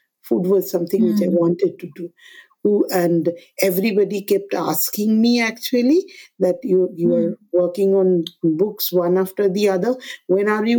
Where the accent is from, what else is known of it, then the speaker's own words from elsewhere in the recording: Kolkata, West Bengal, India; I'm born and raised in Kolkata.